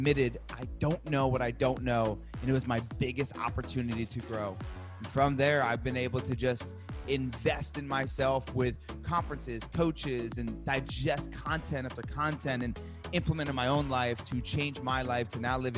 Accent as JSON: {"language": "English", "region": "New Jersey", "country": "United States", "said": "I'm from Jersey"}